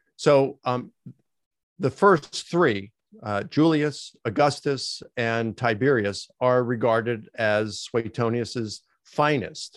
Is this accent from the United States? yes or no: yes; Baltimore, Maryland, United States; I grew up in Baltimore, Maryland